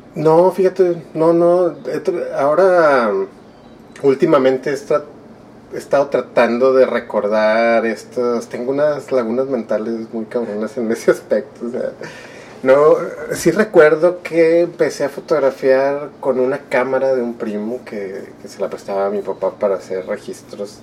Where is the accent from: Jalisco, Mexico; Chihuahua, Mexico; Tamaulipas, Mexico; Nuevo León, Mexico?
Nuevo León, Mexico; Monterrey; also born or lived in Durango; mis dos hermanas y yo nacimos aquí en Monterrey